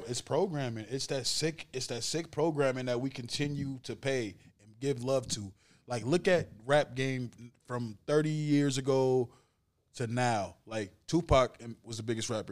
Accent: Saint Paul, Minnesota, United States; I knew a guy that I grew up with around Saint Paul

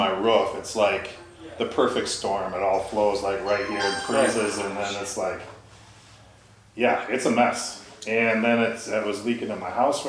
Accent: Annandale, Minnesota, United States; Class of 92, Annandale.

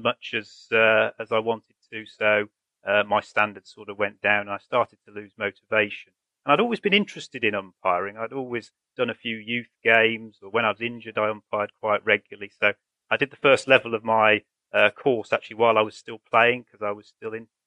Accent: Birmingham, West Midlands, United Kingdom; I grew up in Birmingham, and my dad played a lot of cricket

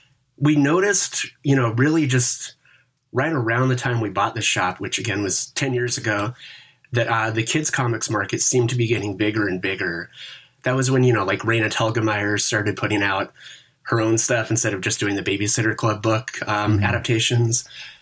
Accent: Seattle, Washington, United States; now in Olympia, United States; In Seattle. And then I moved to Olympia for college.

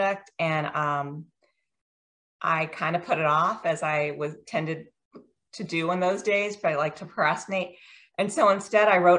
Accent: Virginia, United States; moved away as an adult; also born or lived in Washington, D.C. / India (parents); now in Maryland, United States; I grew up in Virginia.

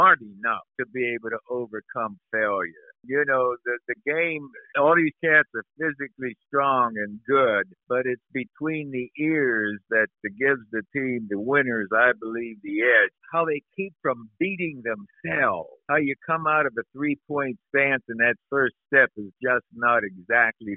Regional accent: near Pittsburgh, Pennsylvania, United States; Pittsburgh Steelers were close to home.

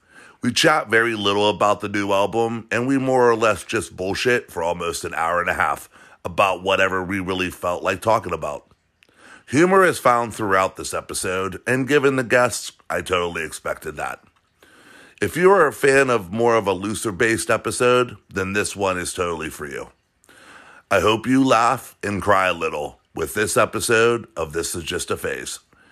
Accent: Sharon, Pennsylvania, United States; I grew up in a little town called Sharon

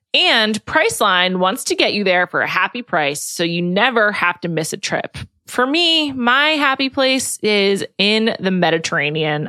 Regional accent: New York, United States; As a New Yorker

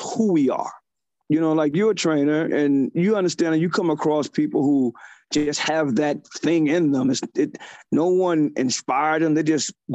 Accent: Ohio, United States; now in New York, United States; I'm originally from Ohio.

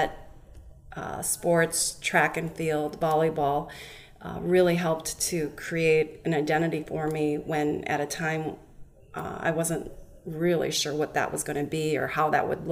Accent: Minnesota, United States; also born or lived in South Korea; I was adopted when I was two from South Korea, and I grew up in Minnesota

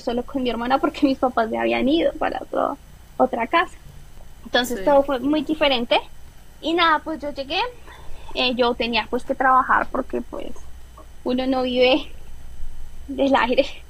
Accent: Colombia; moved away as an adult; nosotros como colombianos la visa siempre es un tema complicado

